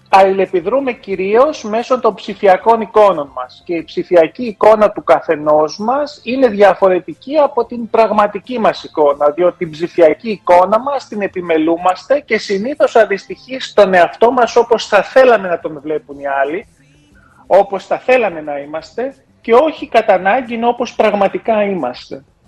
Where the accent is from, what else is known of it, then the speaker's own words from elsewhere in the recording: Germany; moved away; οι δικοί μου γονεί μετανάστε ήταν. Γεννήθηκα μεγάλο στη Γερμανία